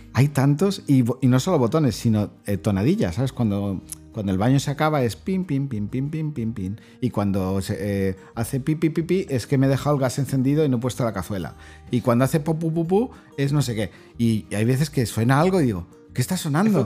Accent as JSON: {"language": "Spanish", "country": "Spain", "said": "personalmente, como, como, como, español"}